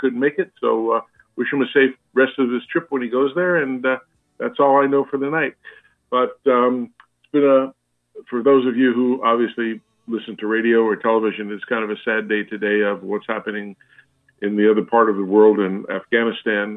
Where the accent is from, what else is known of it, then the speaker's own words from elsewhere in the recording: United States; as an American